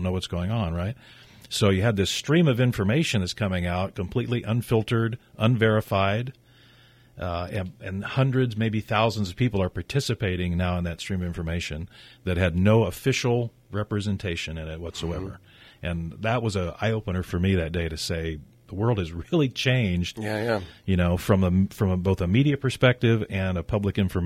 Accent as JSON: {"language": "English", "region": "Missouri", "country": "United States", "tie": "born or raised there", "said": "Growing up in Missouri in the Show Me State"}